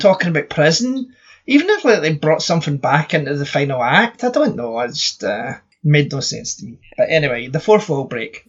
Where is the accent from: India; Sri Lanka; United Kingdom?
United Kingdom; Scotland; I'm Scottish